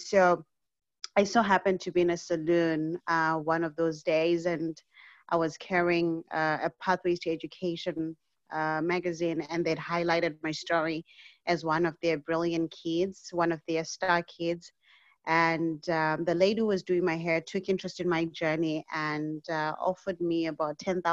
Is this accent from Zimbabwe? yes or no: yes; Zimbabwe; now in Canada; I was born and raised in Zimbabwe, and at the tender age of 14, my mother passed away